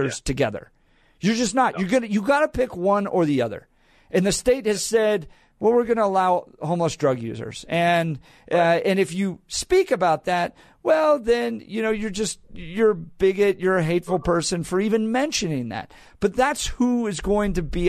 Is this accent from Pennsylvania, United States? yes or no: no; Colorado, United States; I grew up here, went to college